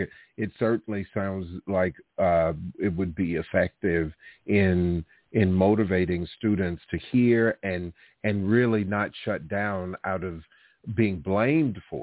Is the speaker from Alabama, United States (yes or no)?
yes; Alabama, United States; I'm from Alabama and born and raised in a place that was, had its history with segregation and racism.